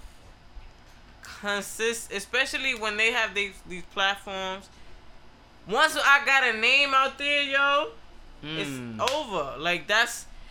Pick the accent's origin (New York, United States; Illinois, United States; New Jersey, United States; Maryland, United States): New York, United States; New York City; I'm from the Bronx